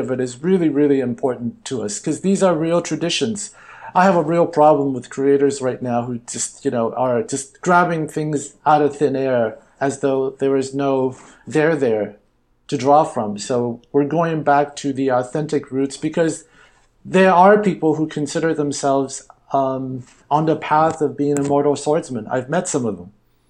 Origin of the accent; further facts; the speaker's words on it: Hollywood, California, United States; Look, growing up Chinese American, and actually growing up in Hollywood, I thought I had to go to China in order to make content that had people who looked like me in central roles.